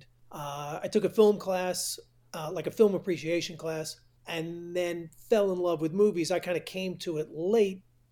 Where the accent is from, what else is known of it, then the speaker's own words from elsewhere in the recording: New York, United States; I've been growing up in New York